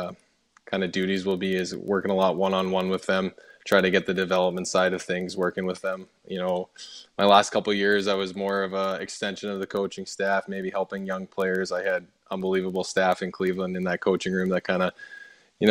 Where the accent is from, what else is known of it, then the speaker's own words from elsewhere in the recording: Edmonton, Alberta, Canada; I grew up around the Oilers dressing room